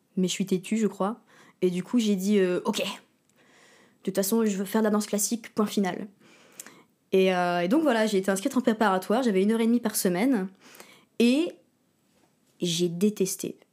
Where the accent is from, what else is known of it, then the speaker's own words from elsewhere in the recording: Berck-sur-Mer, Hauts-de-France, France; also born or lived in Verton; J'ai grandi à Berck-sur-Mer, dans le Pas-de-Calais. Euh, enfin, on habitait à Verton, qui est une petite ville à côté de Berck